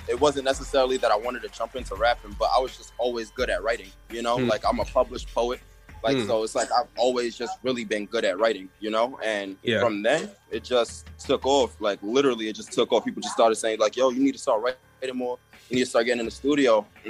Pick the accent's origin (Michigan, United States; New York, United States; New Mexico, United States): New York, United States; Staten Island; I'm from Port Richmond.